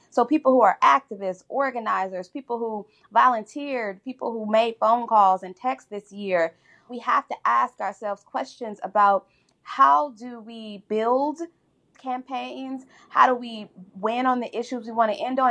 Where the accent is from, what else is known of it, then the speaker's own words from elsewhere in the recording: Chicago, Illinois, United States; my hometown and my home of Chicago